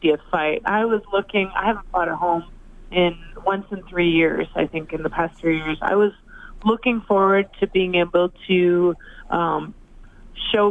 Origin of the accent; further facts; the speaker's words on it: Edmonton, Alberta, Canada; I started my career here, I've had my ups and downs, and that this is my hometown